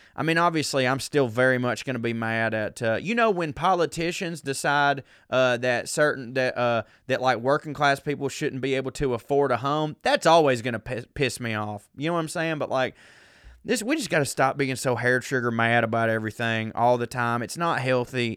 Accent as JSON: {"language": "English", "region": "the South", "country": "United States", "tie": "born or raised there", "said": "I grew up a man in the South"}